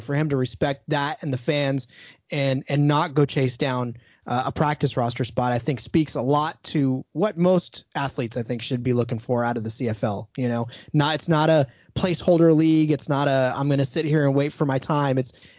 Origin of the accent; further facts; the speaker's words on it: United States; But I even as an American